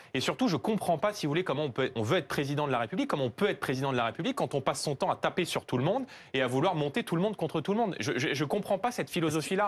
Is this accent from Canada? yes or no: no; Seine-Saint-Denis, Île-de-France, France; dans tous les quartiers où moi j'ai grandi, notamment en Seine-Saint-Denis